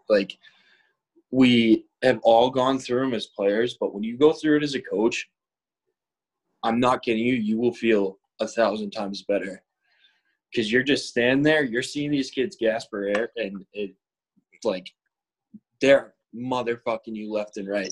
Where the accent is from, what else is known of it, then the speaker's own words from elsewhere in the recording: Boston, Massachusetts, United States; I'm from West Roxbury, but we grew up together